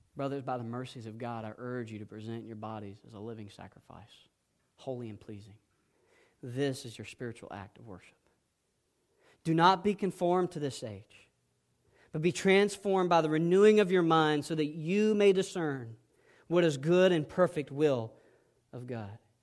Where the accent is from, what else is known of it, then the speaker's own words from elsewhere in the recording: South Georgia, United States; I was raised in South Georgia